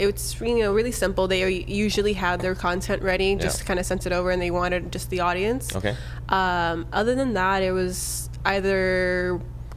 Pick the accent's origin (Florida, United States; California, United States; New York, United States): California, United States; Southern; They knew I was from Southern California.